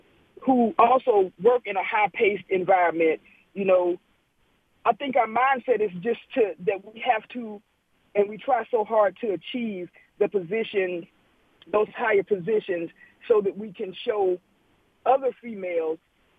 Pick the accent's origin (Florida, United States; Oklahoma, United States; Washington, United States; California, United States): Florida, United States; St. Augustine; moved away; I'm from St. Augustine, Florida. So when I grew up, it was just me, my mother, and my brother.